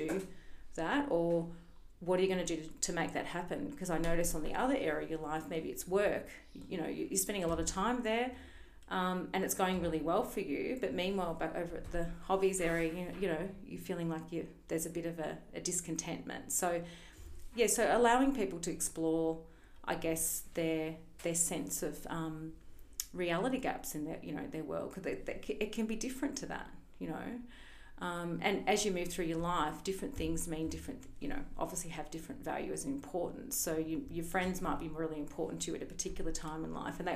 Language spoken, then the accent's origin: English; Melbourne, Victoria, Australia; moved away; I'm actually from Melbourne originally.